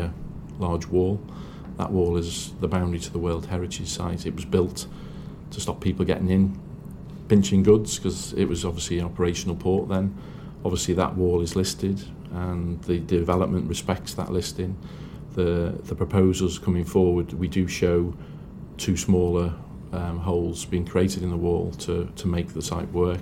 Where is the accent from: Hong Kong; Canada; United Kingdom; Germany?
United Kingdom; Liverpool, North West England; I'm from Liverpool and I'm proud of that status